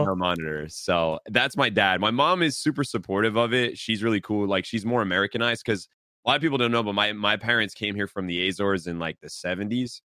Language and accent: English; New England, Massachusetts, United States; We're born and raised in New England